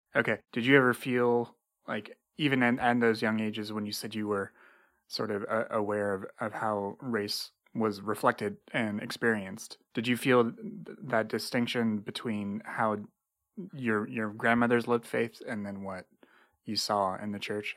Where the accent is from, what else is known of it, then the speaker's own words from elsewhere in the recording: Indiana, United States; I grew up in Indiana